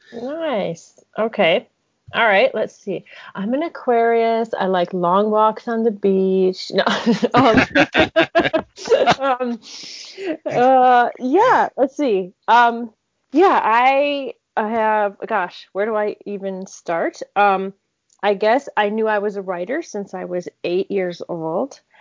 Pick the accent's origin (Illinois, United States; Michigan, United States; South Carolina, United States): Michigan, United States; I grew up in Michigan in a home where my father was a medical examiner